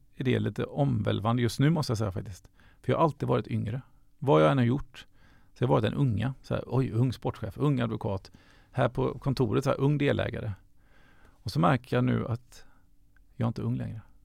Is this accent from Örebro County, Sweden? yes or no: no; Gothenburg, Västra Götaland, Sweden; Jag är född, uppvuxen i Göteborg